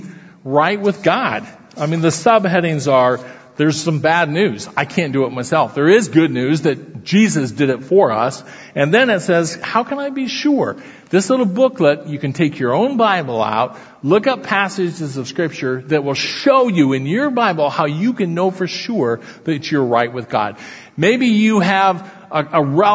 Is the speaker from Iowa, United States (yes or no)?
yes; Council Bluffs, Iowa, United States; I'm a native Iowan. Grew up in Council Bluffs, Iowa, right across the Missouri River from Omaha.